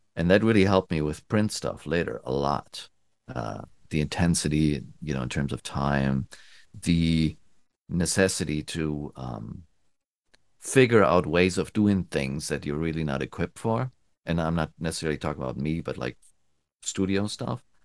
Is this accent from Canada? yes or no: no; Germany; moved away as an adult; also born or lived in United States; I'm from Germany, um, and I moved to the States in the nineties, and I went back